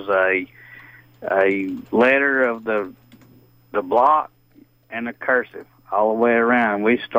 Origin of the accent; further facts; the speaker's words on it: Ellijay, Georgia, United States; now in Cleveland, United States; Hey, I just wanted to tell you, I'm 52 years old. I grew up in Ella J. Georgia, Gilmer County, little bitty school.